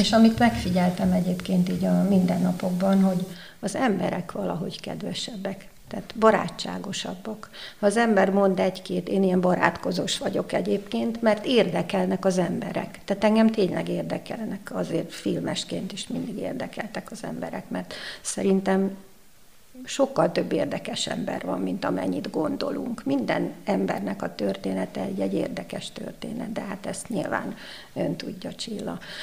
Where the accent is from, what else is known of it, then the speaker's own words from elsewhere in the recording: Budapest, Hungary; moved away as an adult; also born or lived in New York / Taiwan; now in Székesfehérvár, Hungary; bár a szülővárosom, de elegem lett Budapestből